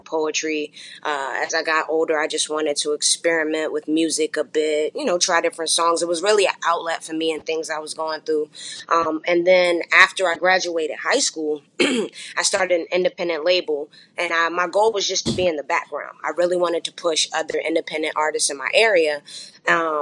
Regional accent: Chesterfield County, Virginia, United States; also born or lived in Fayetteville, North Carolina; I was raised in Virginia, Chesterfield County to be exact

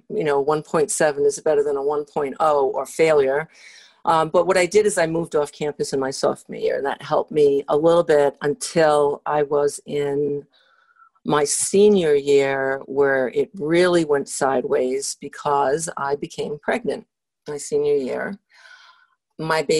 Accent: Rhode Island, United States; I grew up in Rhode Island.

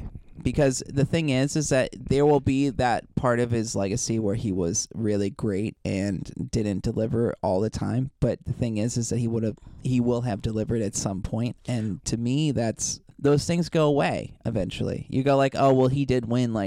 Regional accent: United States; as an American

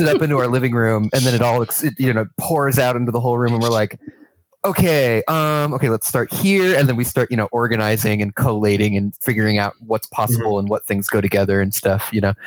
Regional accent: New York, United States; moved away as an adult; now in Ohio, United States; So I moved to Ohio from New York, where I'm from, in 2016

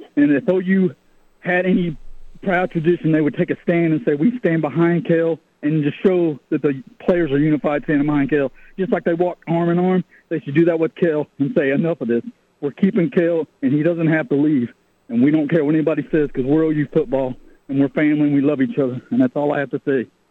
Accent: Oklahoma, United States; I grew up in Oklahoma

